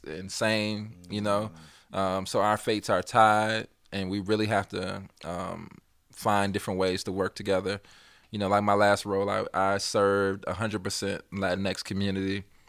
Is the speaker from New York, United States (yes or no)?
no; Chicago, Illinois, United States; I ain't know nothing about uptown because I'm from the Southside.